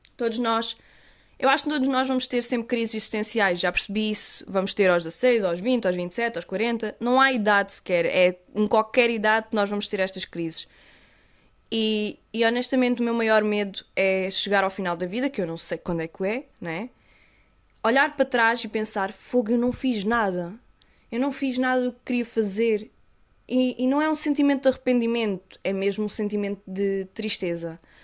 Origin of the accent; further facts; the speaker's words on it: Algarve, Portugal; sou do Algarve. Se notarem assim algum sotaque, pessoal, é normal, pois as pessoas dizem que tenho imenso